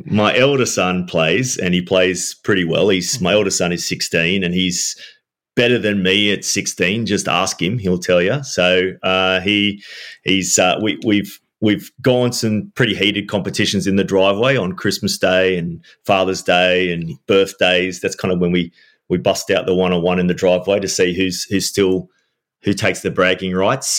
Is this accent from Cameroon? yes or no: no; Sydney, New South Wales, Australia; I'm from Sydney, Gary, and I'm still now in Sydney